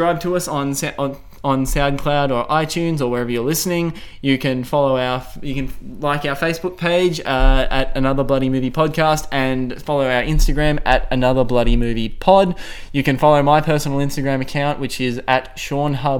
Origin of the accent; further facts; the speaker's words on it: Australia; we're Aussie, mate. Australia